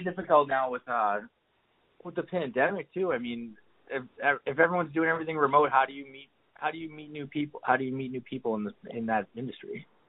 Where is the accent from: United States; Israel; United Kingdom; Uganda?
United States; Massachusetts; moved away; I'm from Massachusetts